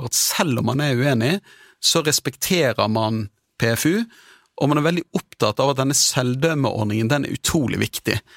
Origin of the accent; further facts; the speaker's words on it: Sortland, Nordland, Norway; also born or lived in Bergen; Ja, jeg er fra Vesterålen, fra Sortland.